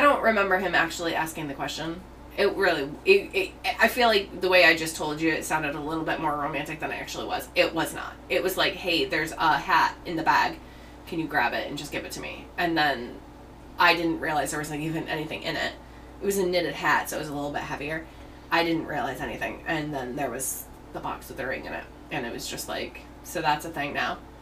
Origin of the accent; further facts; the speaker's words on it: United States; I'm American